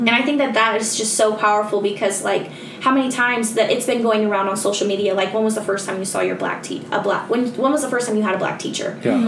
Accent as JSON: {"language": "English", "region": "Nebraska", "country": "United States", "also_born_or_lived": "California / Bellevue, Nebraska / Omaha, Nebraska", "said": "I came from Nebraska"}